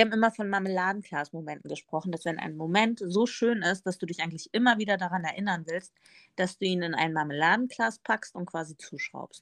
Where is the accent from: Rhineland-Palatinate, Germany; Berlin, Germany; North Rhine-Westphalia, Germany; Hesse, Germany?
Hesse, Germany; Northern; in Nordhessen, da wo ich aufgewachsen bin, sagen wir immer ne